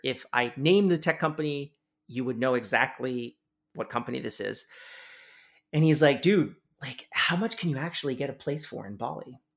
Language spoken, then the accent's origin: English; Canada; I'm Canadian